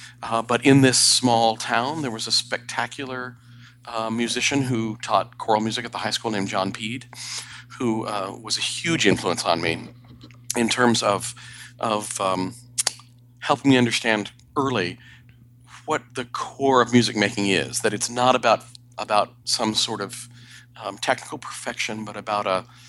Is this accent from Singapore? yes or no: no; Sierra Leone; also born or lived in Bangkok, Thailand; So I grew up in Western Africa, Sierra Leone, and Southeast Asia, Bangkok, Thailand.